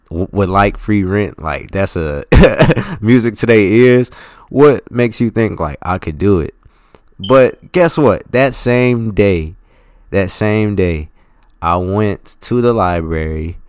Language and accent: English; Philadelphia, Pennsylvania, United States; I'm from Philly